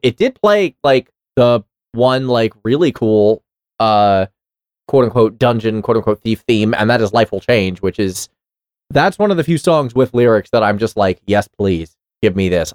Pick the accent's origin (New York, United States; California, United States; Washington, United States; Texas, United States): New York, United States; New York City; I grew up in New York City, and I took the subway a lot